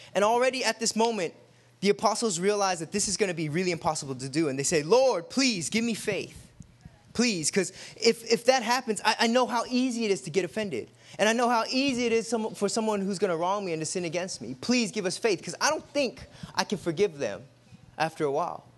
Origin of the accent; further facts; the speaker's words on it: United States; we're American when we wear tennis shoes